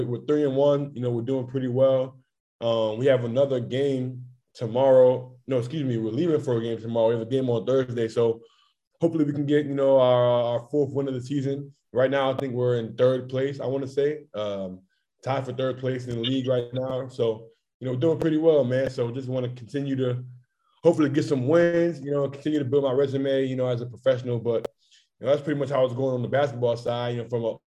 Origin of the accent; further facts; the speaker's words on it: United States; moved away as an adult; now in Portugal; being an American